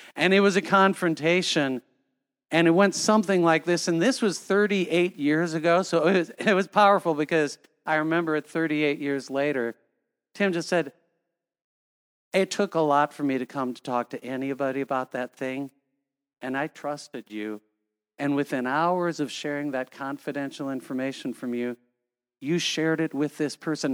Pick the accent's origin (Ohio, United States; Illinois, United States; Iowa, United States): Iowa, United States; Cedar Falls; when I was growing up in Cedar Falls, Iowa, we had six children